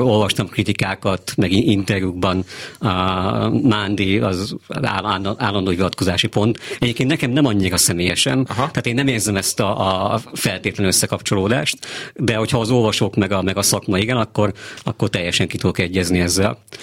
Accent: Székesfehérvár, Fejér, Hungary; also born or lived in Pécs; valóban Székesfehérváron születtem, ott jártam minden iskolámat, egy kis pécsi kitérőt leszámítva, és azóta is ott élek

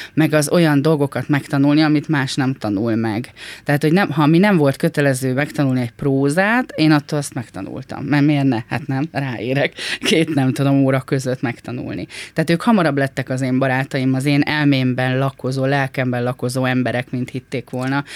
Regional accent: Hungary; Egy tanyán nőttem fel, nagyon értelmes és bölcs emberek között

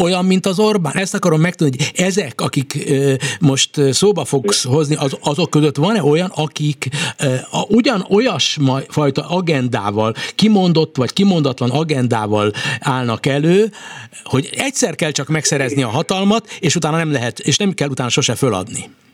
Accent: Hungary; magyarként, magyar hazafiként, magyar állampolgárként

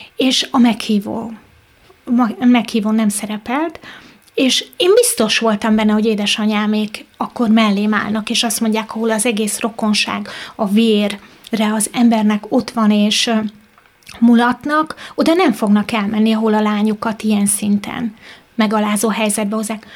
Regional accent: Mezőlak, Veszprém County, Hungary; also born or lived in Pápa; Pápán születtem, de egy kis faluban mezőlakon éltem.

